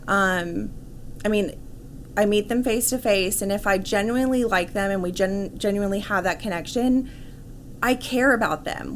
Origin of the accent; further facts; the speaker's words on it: Irving, Texas, United States; also born or lived in Dallas; I was born and raised in Dallas, right. um, so I grew up in Irving